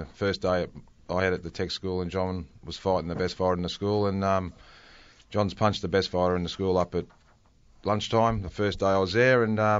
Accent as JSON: {"language": "English", "town": "Bendigo", "region": "Victoria", "country": "Australia", "said": "I was from Bendigo, played with Golden Square, and did a couple of pre-seasons with Carlton, as you know, and as an 18 and 19-year-old."}